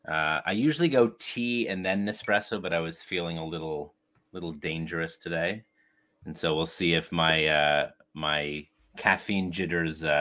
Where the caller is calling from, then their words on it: Toronto, Ontario, Canada; Uh, and I'm joining you from Toronto, Canada. Snowy, snowy Toronto, Canada.